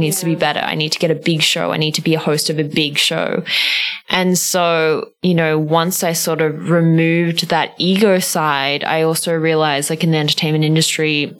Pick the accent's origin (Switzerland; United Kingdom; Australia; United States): Australia; Melbourne, Victoria; now in Singapore; growing up in Australia and growing up around beaches